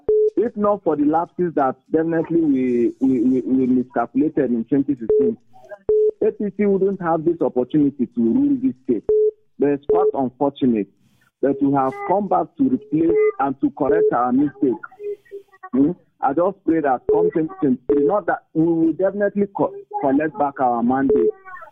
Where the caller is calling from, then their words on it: Bukuru, Plateau, Nigeria; I'm calling from Old Bukuru Park.